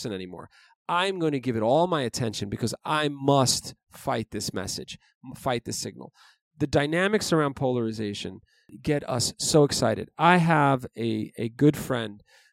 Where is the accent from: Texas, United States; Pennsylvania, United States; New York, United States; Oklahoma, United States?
New York, United States; New York City; I grew up in New York City